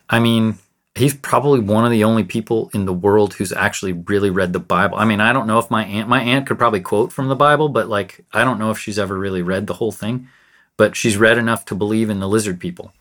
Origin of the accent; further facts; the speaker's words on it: United States; I've never really identified as American, but I know that I'm American